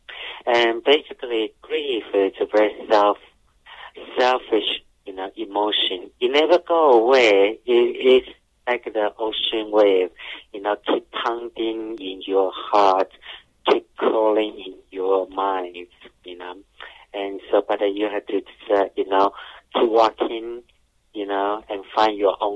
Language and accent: English; Taiwan; moved away; I grew up in Taiwan, so we're all surrounding the ocean